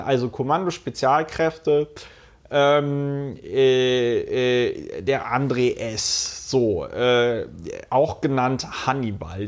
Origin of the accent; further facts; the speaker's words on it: Hunsrück, Rhineland-Palatinate, Germany; accent: Hunsrücker Platt; ich komme ja aus dem Hunsrück und spreche noch ein bisschen Hunsrücker Platt.